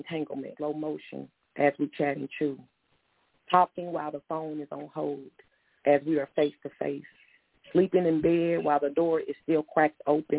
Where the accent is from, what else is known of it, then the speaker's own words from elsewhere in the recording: United States; it would kind of tick me off, because I'm like, I'm American, and we all have to dwell here together.